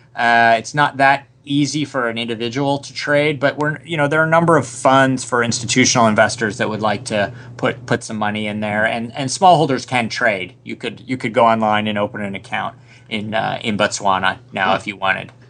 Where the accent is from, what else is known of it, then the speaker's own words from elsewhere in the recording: Rochester, New York, United States; moved away as an adult; also born or lived in Boston; I was a suburban middle class kid from uh, Rochester, New York